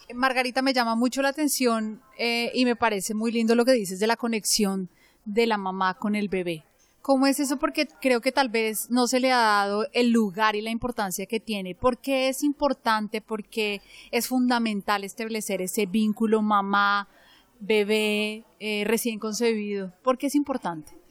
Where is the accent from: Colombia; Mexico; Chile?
Colombia; now in London, United Kingdom; yo soy colombiana y en mi país lo que sé es que se tiene un bebé con un médico